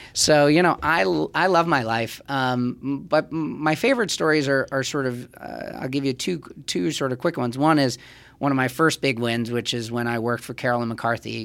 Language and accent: English; New York City, New York, United States; I'm a Jew from Manhattan